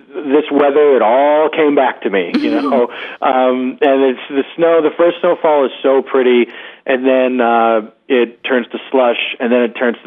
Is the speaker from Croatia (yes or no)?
no; Philadelphia, Pennsylvania, United States; moved away as an adult; also born or lived in Los Angeles; now in New York, United States; I grew up in Philadelphia.